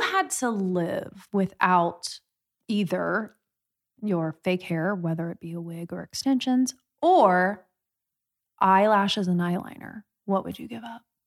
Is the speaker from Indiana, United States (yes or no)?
yes; Midwest, Indiana, United States; I'm from the Midwest